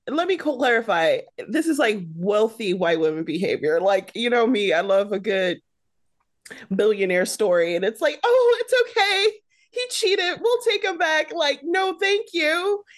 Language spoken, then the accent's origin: English; Detroit, Michigan, United States; I'm from Detroit